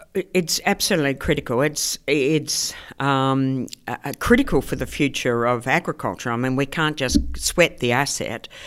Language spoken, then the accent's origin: English; Melbourne, Victoria, Australia; moved away as an adult; I came from Melbourne originally from a, you know, uh, working class housing commission suburb in Melbourne, and I came over here when I was, um, eighteen